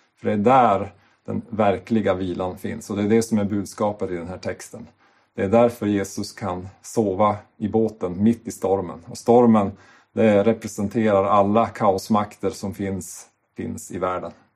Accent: Sweden

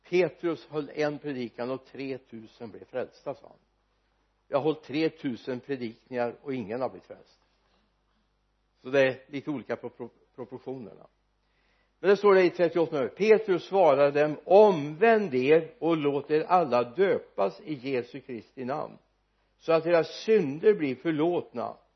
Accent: Sweden; vi som är födda och uppvuxna i Sverige

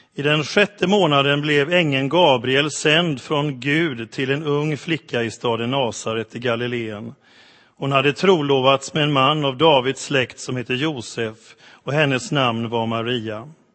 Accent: Sweden; för oss som svenskar

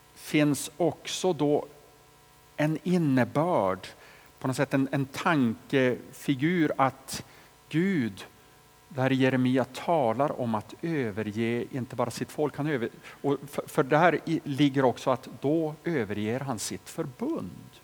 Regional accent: Boliden, Västerbotten County, Sweden; hemma i Boliden, där jag växte upp

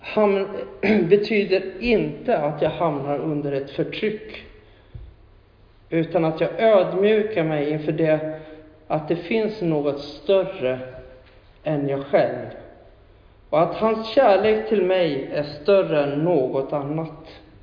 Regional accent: Huskvarna, Jönköping County, Sweden; jag pratade med en polare hemma i Huskvarna

